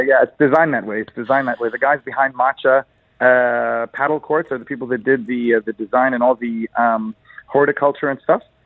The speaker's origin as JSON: {"language": "English", "country": "Egypt"}